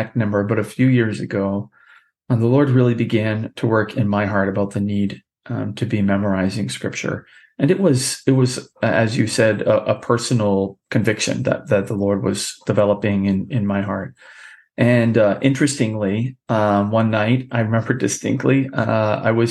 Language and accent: English; New Hampshire, United States; ran for governor here in my home state